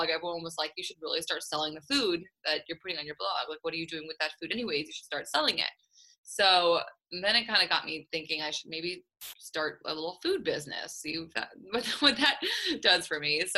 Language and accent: English; St. Louis, Missouri, United States; also born or lived in Israel; I grew up in St. Louis.